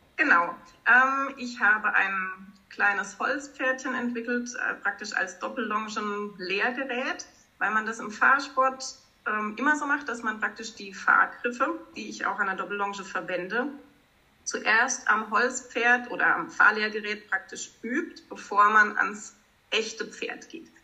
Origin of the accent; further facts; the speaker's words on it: Baden-Baden, Baden-Württemberg, Germany; Ich komme aus Baden-Baden, habe dort auch einen Kutschbetrieb